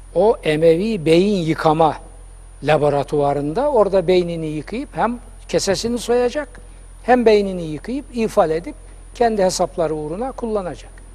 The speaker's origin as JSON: {"language": "Turkish", "region": "Black Sea Region", "country": "Turkey", "accent": "Karadeniz", "said": "bizim Karadeniz şivesiyle"}